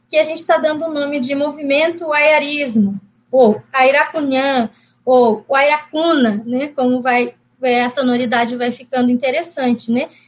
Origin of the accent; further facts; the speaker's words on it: Mato Grosso do Sul, Brazil; Quando eu falo que … sou guarani, eu, eu sou do Mato Grosso do Sul